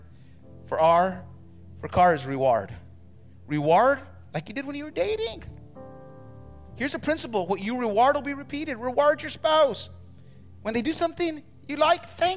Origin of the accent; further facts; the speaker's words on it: New Mexico, United States; I grew up in New Mexico in the hood